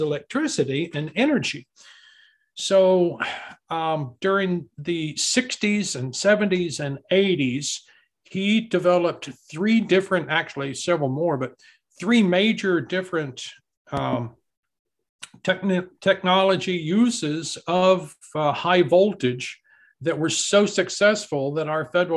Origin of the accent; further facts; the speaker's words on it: Amarillo, Texas, United States; when I was growing up in Amarillo, Texas